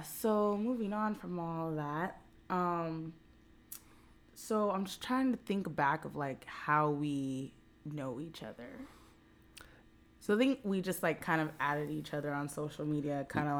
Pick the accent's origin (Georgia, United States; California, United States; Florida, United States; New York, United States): California, United States; Whittier; we're from the same, we're both from Whittier.